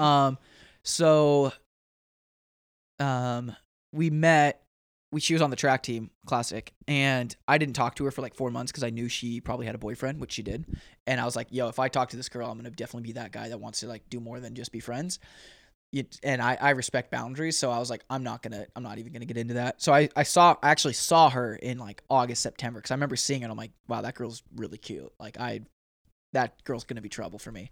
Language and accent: English; Oregon, United States; moved away; I'm from Oregon